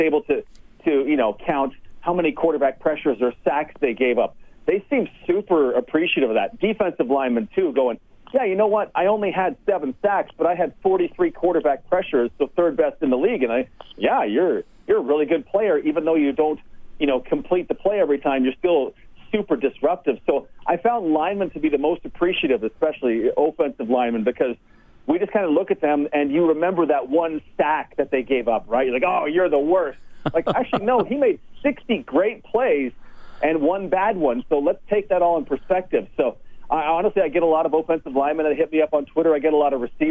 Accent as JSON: {"language": "English", "town": "Okotoks", "region": "Alberta", "country": "Canada", "tie": "born or raised there", "also_born_or_lived": "Red Deer / Edmonton / Winnipeg / Toronto", "moved": "as an adult", "said": "Okotoks is truly my hometown"}